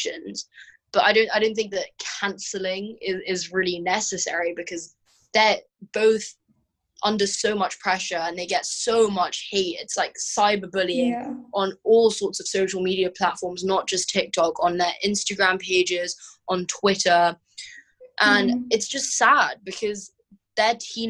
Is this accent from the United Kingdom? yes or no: yes; London, United Kingdom; now in Hong Kong; I grew up in London. When I was 3 months old, I moved to London from Hong Kong, and I grew up there